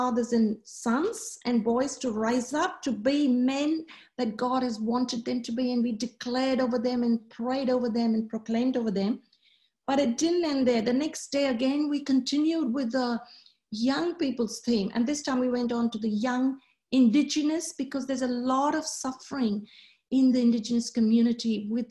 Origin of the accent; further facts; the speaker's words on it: Australia; I'm from Australia